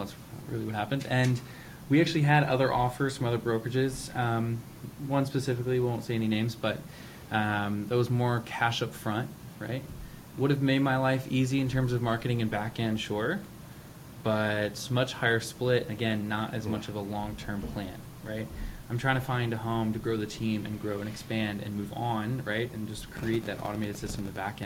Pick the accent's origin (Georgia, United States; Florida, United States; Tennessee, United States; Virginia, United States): Virginia, United States; Richmond; now in Washington DC metro area, United States; I'm actually from Richmond, Virginia